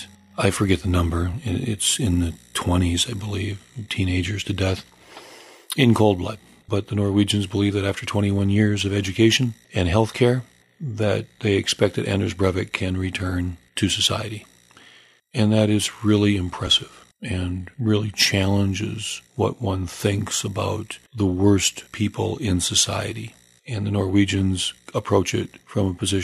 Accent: United States; I'm an American, so I only speak one language.

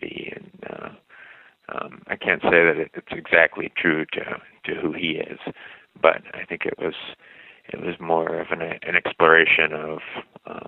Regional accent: Pennsylvania, United States; now in St. Paul, United States; my growing up in Pennsylvania

